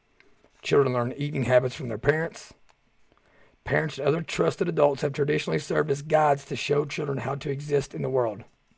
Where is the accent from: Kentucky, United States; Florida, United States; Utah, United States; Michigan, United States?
Kentucky, United States; I can talk about this issue because I'm from Southeast Kentucky.